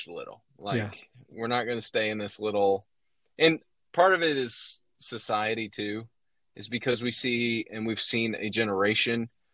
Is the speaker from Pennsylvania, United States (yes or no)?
no; Indianapolis, Indiana, United States; I was a Pacers fan growing up in Indianapolis